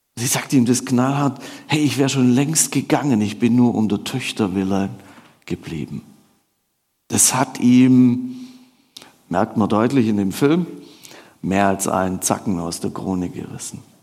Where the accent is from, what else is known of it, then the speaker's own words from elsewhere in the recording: Swabia, Baden-Württemberg, Germany; ich würde als Schwabe würde ich sagen, ich komme da so von der Alp runter